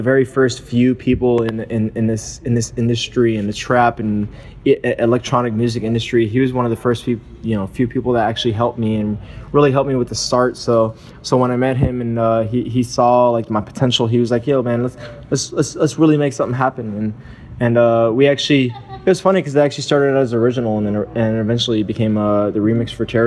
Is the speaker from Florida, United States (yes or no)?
yes; Miami, Florida, United States; I'm from Miami. I'm from Florida. I was actually born in South Florida, raised there